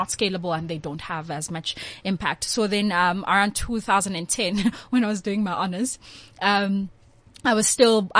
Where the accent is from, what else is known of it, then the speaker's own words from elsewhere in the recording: Tsakane, Gauteng, South Africa; I'm from Tsakane.